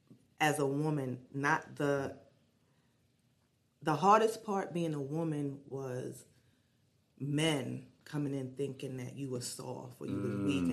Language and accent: English; New York City, New York, United States; we know you from Brooklyn, but you're a Queens girl.